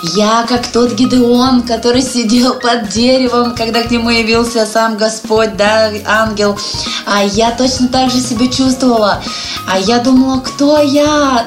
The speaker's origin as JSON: {"language": "Russian", "area": "Lake Baikal", "region": "Siberia", "country": "Russia", "tie": "born or raised there", "moved": "yes", "lives_now": "Saint Petersburg, Russia", "said": "Я родилась в Сибири на берегу замечательного, красивейшего озера Байкал. Но вот уже несколько лет я живу в городе Санкт-Петербург"}